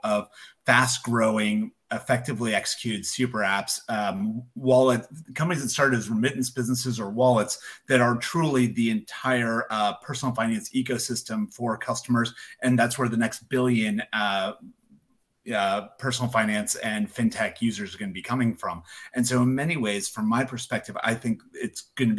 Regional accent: United States; As an American

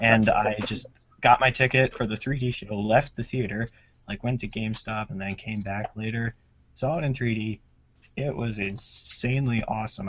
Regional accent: Maryland, United States; moved away as an adult; now in Massachusetts, United States; I'm from Maryland

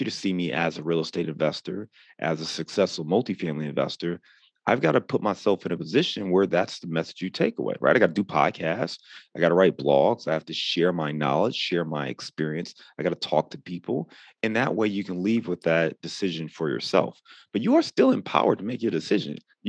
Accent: Cleveland, Ohio, United States; moved away; also born or lived in Chicago; I'm actually born and raised in Cleveland, but I lived in Chicago for about 9 or 10 years total

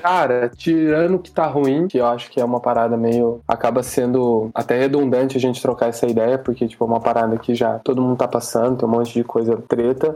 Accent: Caçapava, São Paulo, Brazil; eu cresci em Caçapava, é uma cidade bem pequena

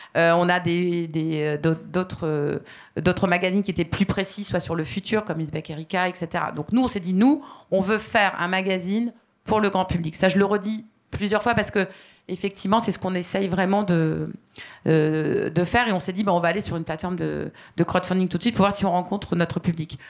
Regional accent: Aix-en-Provence, Provence-Alpes-Côte d'Azur, France; moved away as an adult; je suis originaire d'Aix-en-Provence, une ville étudiante très sympathique

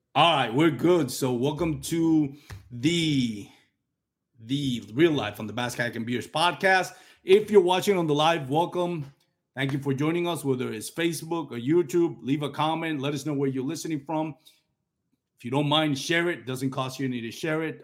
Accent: Puerto Rico; I'm from Puerto Rico

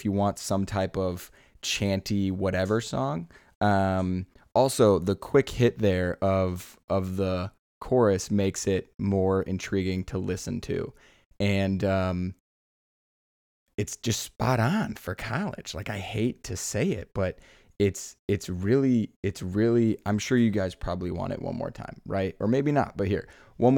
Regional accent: Iowa, United States; I'm from Iowa

